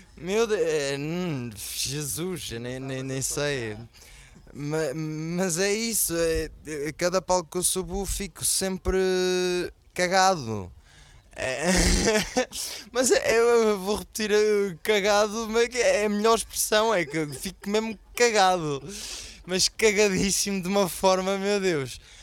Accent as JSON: {"language": "Portuguese", "country": "Portugal", "said": "este ano foi a primeira vez que saí de Portugal"}